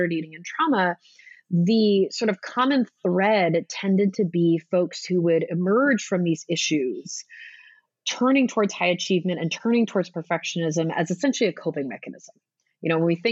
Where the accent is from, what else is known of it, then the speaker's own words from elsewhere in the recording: Southern California, United States; I'm from Southern California